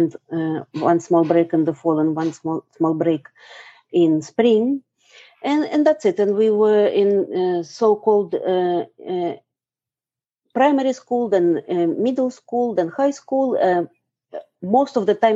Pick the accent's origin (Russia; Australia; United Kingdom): Russia; moved away as an adult; now in New York, United States; I am a mix of Russian and Ukrainian origin that grew up in Soviet Union